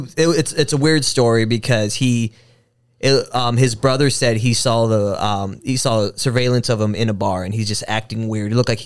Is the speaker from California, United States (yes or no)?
no; El Paso, Texas, United States; now in Austin, United States; And I grew up in El Paso, which is a lot like how San Antonio is.